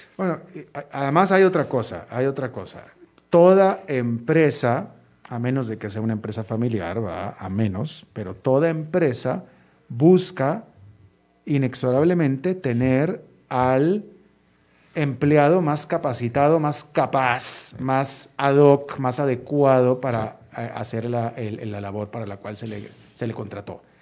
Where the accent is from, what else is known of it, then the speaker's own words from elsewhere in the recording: Monterrey, Nuevo León, Mexico; mi ciudad natal, Monterrey